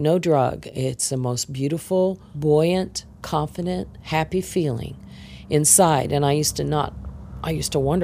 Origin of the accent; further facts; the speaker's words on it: Kansas City, Missouri, United States; now in Spring, Texas, United States; I grew up in Kansas City, Missouri.